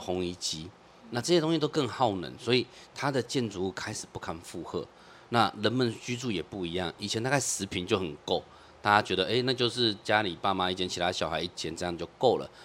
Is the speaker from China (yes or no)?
no; Taipei, Taiwan; 我们是住在这种国宅，然后第二期、第三期在外面打工，然后凑钱买着